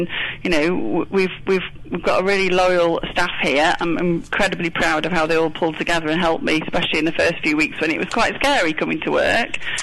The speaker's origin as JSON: {"language": "English", "country": "United Kingdom", "said": "as British business people"}